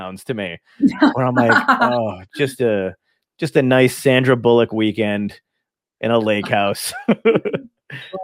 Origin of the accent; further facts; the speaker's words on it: New Jersey, United States; I'm from New Jersey.